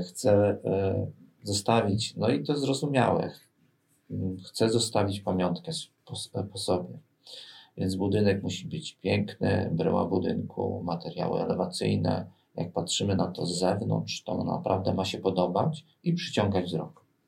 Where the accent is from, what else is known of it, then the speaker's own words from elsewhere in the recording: Bydgoszcz, Kuyavian-Pomeranian Voivodeship, Poland; jestem bydgoszczeninem, takim z krwi i kości. Co mam na myśli? no tutaj się urodziłem, tutaj się wykształciłem i tutaj pracuję